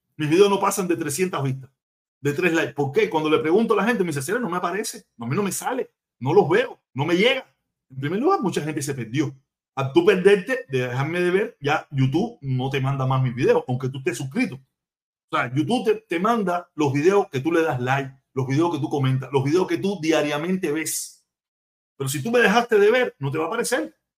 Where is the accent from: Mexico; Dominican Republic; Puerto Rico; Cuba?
Cuba; moved away; somos consortes, somos paisanos, somos, somos cubanos